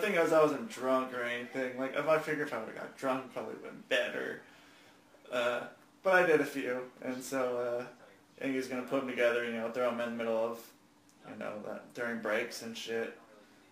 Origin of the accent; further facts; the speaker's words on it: Westland, Michigan, United States; accent: South Central Westland; technically I'm from, I'm from the north, northwest. Westland.